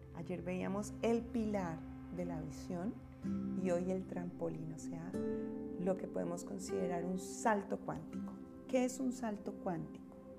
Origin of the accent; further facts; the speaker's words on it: Bogotá, Colombia; now in United States; Bogotá, mi ciudad natal